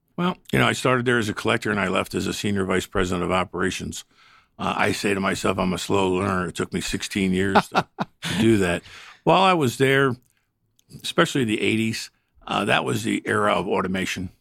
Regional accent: the North, United States; I'm a Northerner.

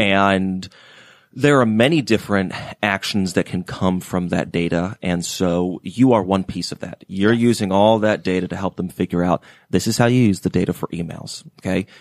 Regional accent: Atlanta, Georgia, United States; I'm, uh, from Atlanta originally

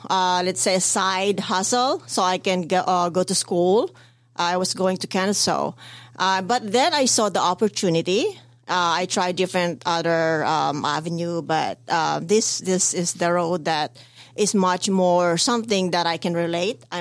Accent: Philippines; I came from the Philippines and not really in the background where where uh, we have a maid or uh, over there when you're rich you have maids, you know, in uh, in house maids.

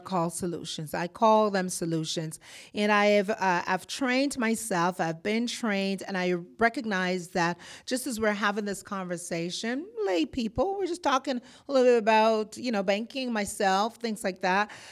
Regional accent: Jamaica; moved away as an adult; also born or lived in Boston; now in Georgia, United States; I'm born in Jamaica. I am Jamaican by birth and descent. I moved to Boston

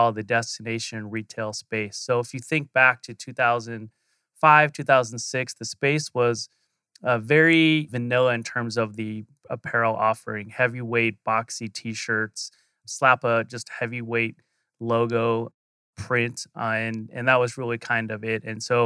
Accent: Phoenix, Arizona, United States; born and raised in Arizona. So, I'm a true Phoenician

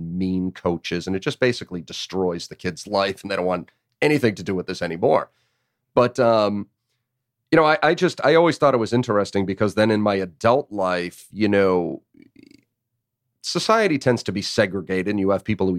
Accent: Northeast, United States; now in Chattanooga, United States; I grew up in the Northeast

